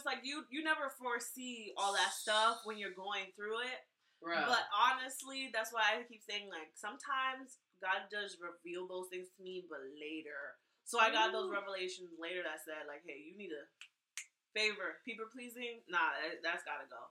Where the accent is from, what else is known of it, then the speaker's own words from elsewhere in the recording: Palm Bay, Florida, United States; I'm from Palm Bay